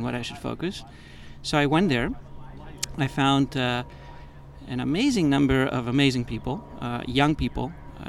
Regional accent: Greece; moved away; also born or lived in Boston / United States; I grew up in Greece, Greece has always been in my mind as a destination. I'm kind of split between two continents, two countries, two civilizations.

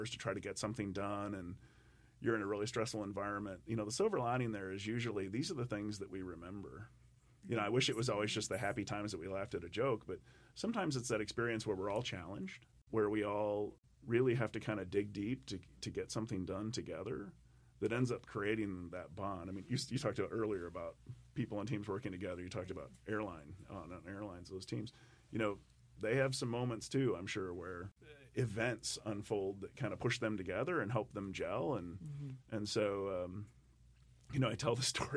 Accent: United States; I grew up in the Mississippi, and it was a very narrow part of the river

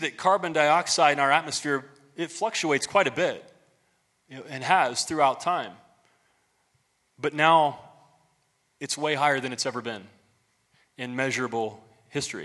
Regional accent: United States; as an American

